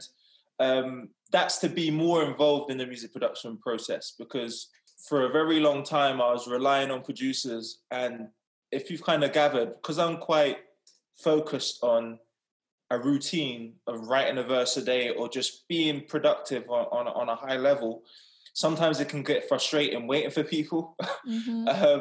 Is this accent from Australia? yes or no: no; England, United Kingdom; I've pretty much been raised in England all my life.